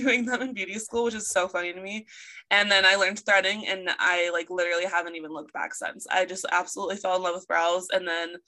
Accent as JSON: {"language": "English", "town": "Chico", "region": "California", "country": "United States", "tie": "born or raised there", "said": "my hometown, Chico"}